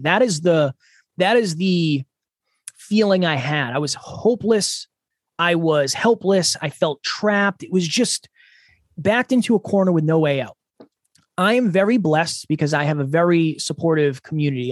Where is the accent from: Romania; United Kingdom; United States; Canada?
United States; Uxbridge, Massachusetts; moved away as an adult; now in New Hampshire, United States; I am originally from Massachusetts. I was born and raised in a small town called Uxbridge.